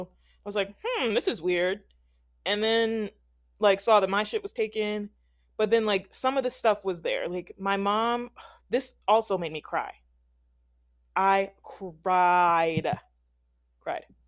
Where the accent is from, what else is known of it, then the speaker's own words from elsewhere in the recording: Philadelphia, Pennsylvania, United States; moved away; I'm from Philadelphia